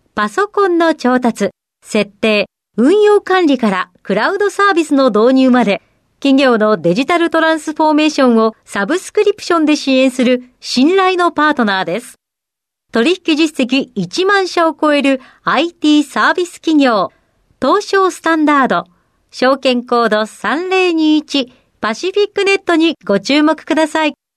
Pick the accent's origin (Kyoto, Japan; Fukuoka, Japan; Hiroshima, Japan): Hiroshima, Japan; Miyoshi; born or raised there; moved away as an adult; also born or lived in Tokyo